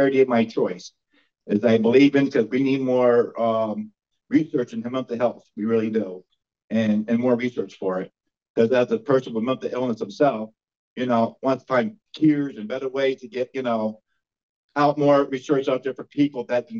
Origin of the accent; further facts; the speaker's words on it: New York, United States; my hometown of Glacier, New York